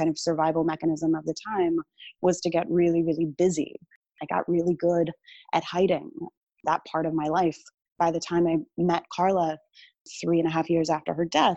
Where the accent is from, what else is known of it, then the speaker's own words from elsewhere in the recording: North Carolina, United States; moved away; I grew up in North Carolina, as did